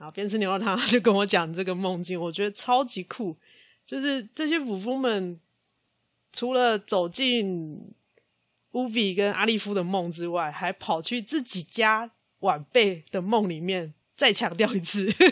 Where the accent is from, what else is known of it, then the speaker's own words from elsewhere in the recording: Kaohsiung, Taiwan; 虽然我是高雄人